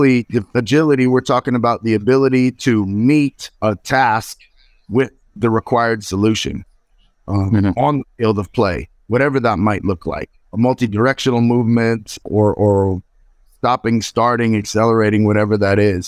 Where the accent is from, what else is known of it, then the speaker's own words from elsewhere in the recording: California, United States; I grew up in California